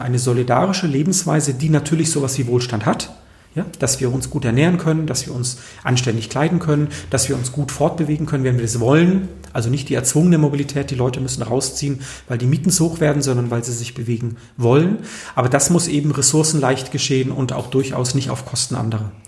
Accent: Konstanz, Baden-Württemberg, Germany; also born or lived in Frankfurt am Main / Währing, Vienna; now in Vienna, Austria; ich bin auf der Insel Mainau aufgewachsen, im Bodensee

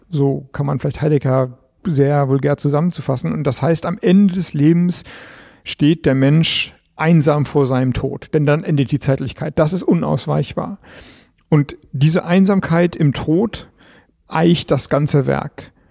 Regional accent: North Germany, Germany; Ich komme nun aus dem Norden, diese ganz andere Stadt.

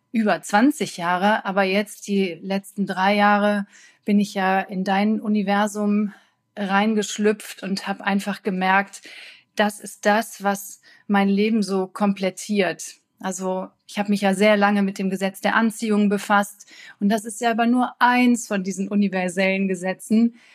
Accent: North Rhine-Westphalia, Germany; Ich komme hier aus Deutschland, aus Nordrhein-Westfalen, aus der Nähe von Düsseldorf

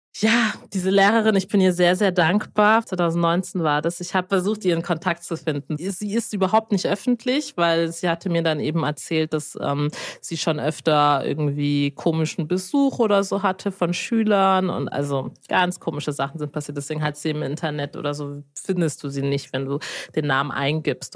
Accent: Lindau, Bavaria, Germany; ich bin in Lindau geboren

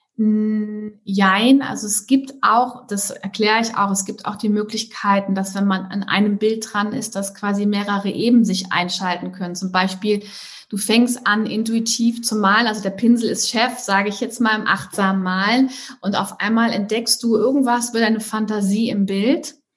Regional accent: Trier, Rhineland-Palatinate, Germany; also born or lived in Hamburg / Southern France; now in France; ich komme eigentlich ähm, aus Trier, südwestlich von, von also es ist ein, ne, neben Luxemburg. Ähm, bin da nach Hamburg gezogen

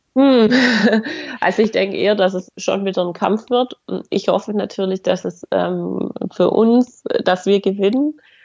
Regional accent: Swabia, Baden-Württemberg, Germany; als Schwabe

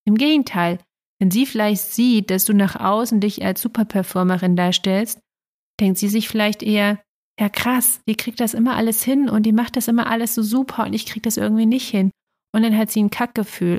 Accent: East Germany, Germany; bin ja in Ostdeutschland groß geworden

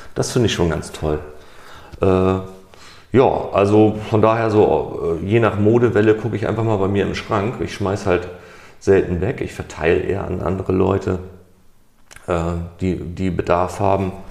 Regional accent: Hamburg, Germany; Ich komme aus Hamburg

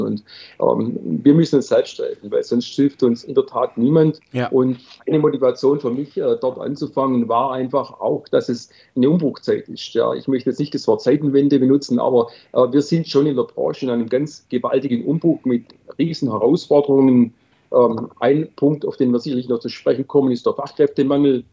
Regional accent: Swabia, Germany; ich bin Schwabe

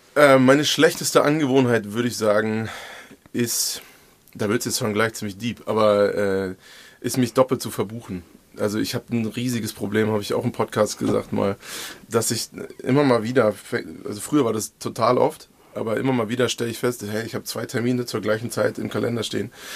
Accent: Hesse, Germany; moved away as an adult; also born or lived in Lüneburg; now in Marburg, Germany; ich bin waschechte Hesse

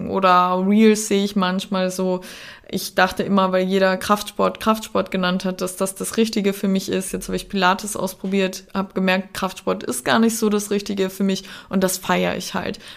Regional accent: Klagenfurt, Carinthia, Austria; accent: Austrian; also born or lived in St. Veit; ich bin in dem wunderschönen Österreich, in ähm, Kärnten aufgewachsen, in St. Veit geboren und am Klagenfurter Wörthersee aufgewachsen.

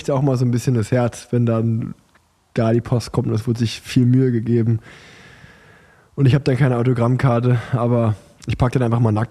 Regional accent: Germany; Wir sind der, doch genau, erfolgsverwöhnt genau, sind, als Deutsche.

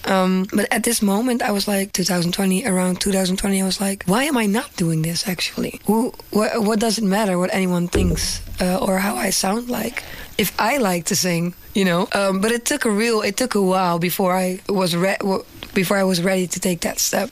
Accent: Netherlands; English is a second language; I am from the Netherlands and I'm a singer

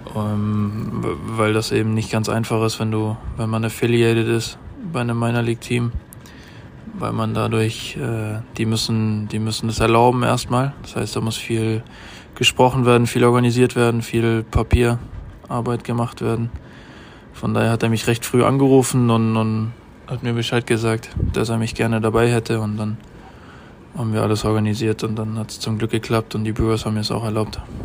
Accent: Germany; ich freue mich natürlich als Deutscher

